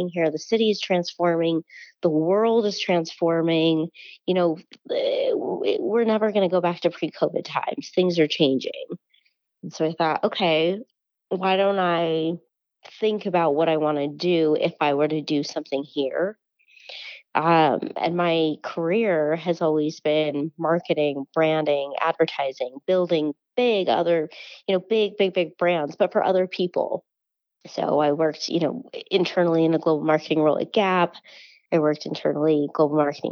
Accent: Salt Lake City, Utah, United States; moved away as an adult; also born or lived in New York; now in Salt Lake City, United States; I grew up in Salt Lake City, right on the East Benches

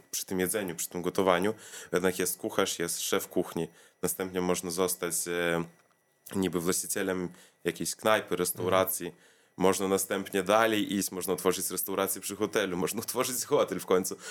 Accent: Vilnius, Vilnius County, Lithuania; also born or lived in Kaunas; z Wilna wyjechałem do Kowna na 3 lata

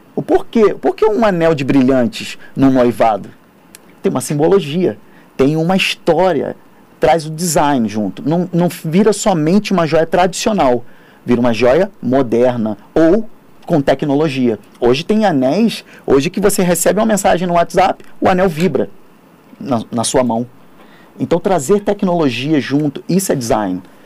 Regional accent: Rio de Janeiro, Brazil; now in São Paulo, Brazil; eu sou do Rio de Janeiro

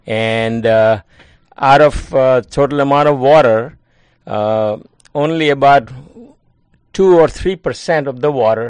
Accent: India; moved away as an adult; also born or lived in Mumbai, India / Kansas, United States / Rochester, New York, United States; now in Hudson Valley, United States; I grew up in India, and at age 16, I went to University of Bombay, which is now called Mumbai.

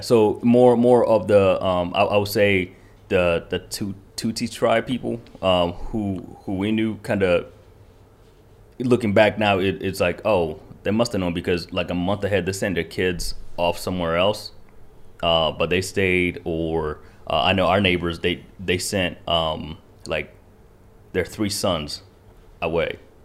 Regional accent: Kentucky, United States; born or raised there; first language Kinyarwanda; English is a second language; also born or lived in Rwanda

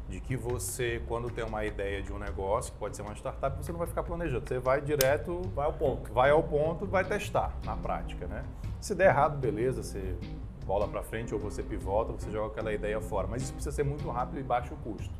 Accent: Manaus, Amazonas, Brazil; now in Brasília, Brazil; eu sou manauara

